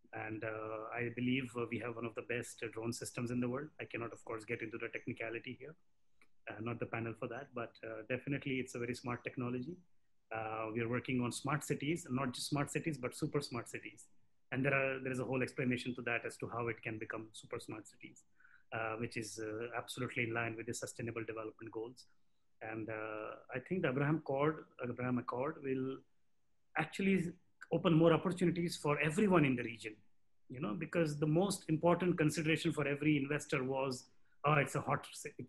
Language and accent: English; India; I'm Indian as well.